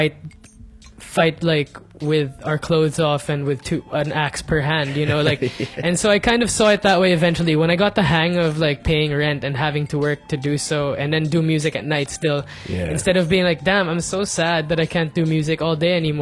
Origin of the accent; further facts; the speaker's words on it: Muntinlupa, Metro Manila, Philippines; moved away as an adult; also born or lived in Bonifacio Global City (the Fort); now in Makati, Philippines; growing up in Alabang, where there's so much wind and like, there's trees and stuff